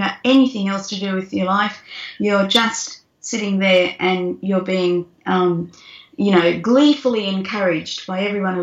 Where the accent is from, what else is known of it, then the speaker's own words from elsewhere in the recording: Carnarvon, Western Australia, Australia; I grew up in Carnarvon and we had a Galah out in the backyard